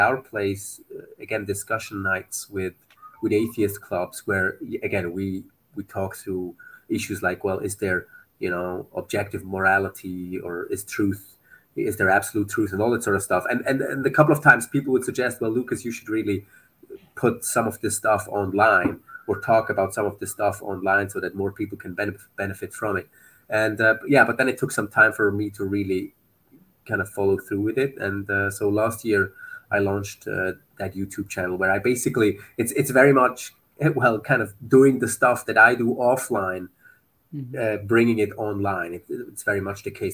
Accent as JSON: {"language": "English", "country": "Switzerland", "moved": "as an adult", "lives_now": "Beirut, Lebanon", "said": "We're originally from Switzerland, but we've lived in Beirut, Lebanon for the last, soon it's going to be 10 years."}